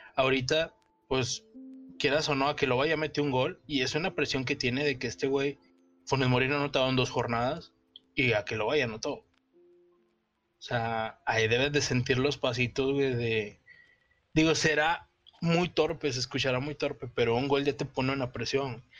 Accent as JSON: {"language": "Spanish", "town": "Monterrey", "region": "Nuevo León", "country": "Mexico", "said": "como regio"}